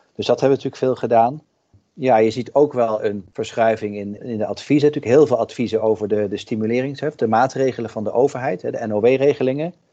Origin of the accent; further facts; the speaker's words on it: Netherlands; wij ook als Nederlanders